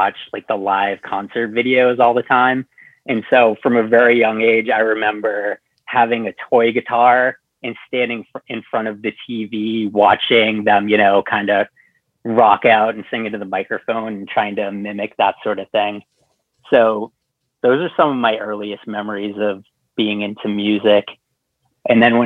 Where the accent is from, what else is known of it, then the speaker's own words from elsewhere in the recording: Southern New Hampshire, United States; now in Salem, United States; I live in Salem, Massachusetts right now. But I grew up in Southern New Hampshire